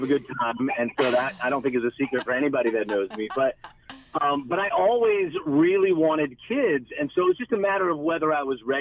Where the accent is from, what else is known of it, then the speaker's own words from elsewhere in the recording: Raleigh, North Carolina, United States; moved away as an adult; also born or lived in Asheville, North Carolina; now in Tampa, United States; I'm from Raleigh originally, so North Carolina is home for me